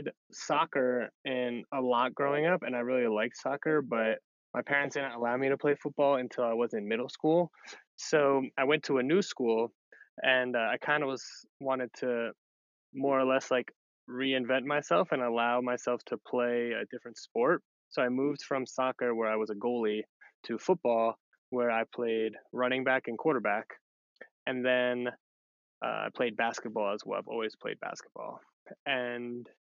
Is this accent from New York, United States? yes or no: yes; 20 minutes north of the Bronx, New York, United States; now in Denver, United States; I grew up in New York, about like 20 minutes north of the Bronx